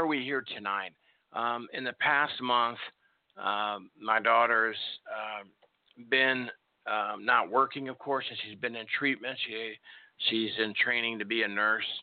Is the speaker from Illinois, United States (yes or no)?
yes; Chicago, Illinois, United States; Chicago, my hometown where I was born.